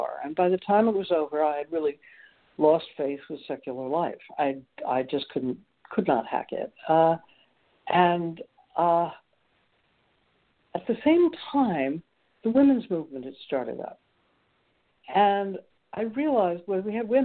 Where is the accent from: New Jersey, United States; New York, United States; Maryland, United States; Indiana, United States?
New York, United States; New York City; now in Rockland, Maine, United States; grew up in New York City